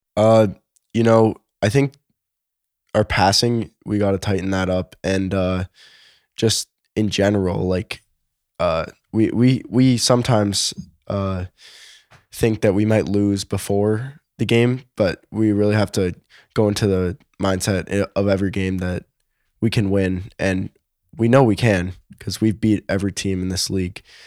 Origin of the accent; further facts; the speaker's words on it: Toronto, Ontario, Canada; I was born in Toronto